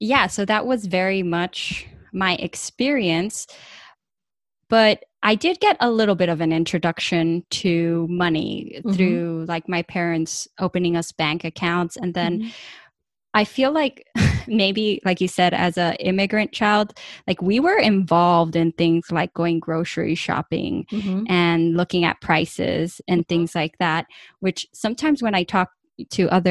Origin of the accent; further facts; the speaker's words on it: California, United States; moved away as an adult; also born or lived in Ecuador; now in Michigan, United States; I'm from California, and my dad was born in Ecuador, and my mom was born in El Salvador, and they both came here when they were in their teens